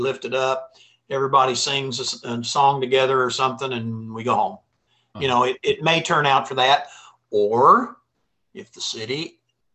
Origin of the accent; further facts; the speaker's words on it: Jefferson City, Missouri, United States; I was from Jeff City